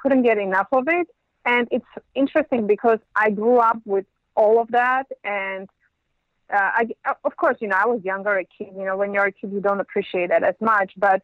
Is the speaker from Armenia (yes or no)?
yes; Yerevan, Armenia; now in Los Angeles, United States; I'm from Yerevan